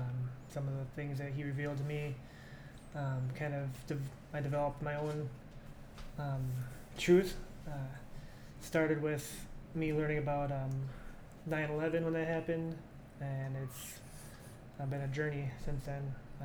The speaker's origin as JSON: {"language": "English", "region": "Wisconsin", "country": "United States", "said": "I'm just a working stiff, I guess. I'm from Wisconsin."}